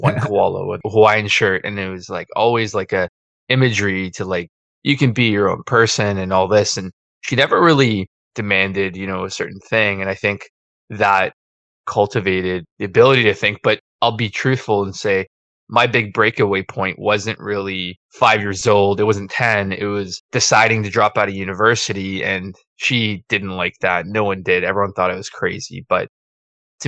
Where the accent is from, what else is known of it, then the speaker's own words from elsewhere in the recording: Toronto, Ontario, Canada; now in Hamilton, Canada; I was a born Torontonian